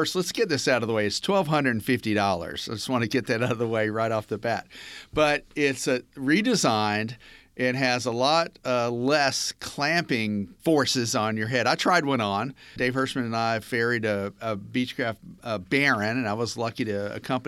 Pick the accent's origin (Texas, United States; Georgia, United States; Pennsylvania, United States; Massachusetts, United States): Georgia, United States; Atlanta; accent: Atlantan; my distinctive Atlantan accent